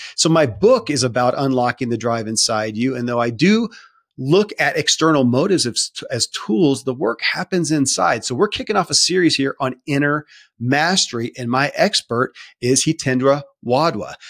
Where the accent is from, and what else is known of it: Kentucky, United States; born or raised there